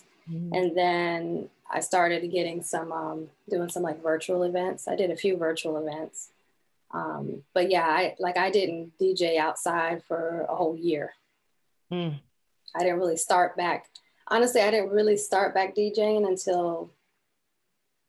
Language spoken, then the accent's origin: English; Tampa, Florida, United States; also born or lived in Canada; now in Orlando, United States; I grew up in Tampa, and basically I moved here when I was like in the 11th grade year of high school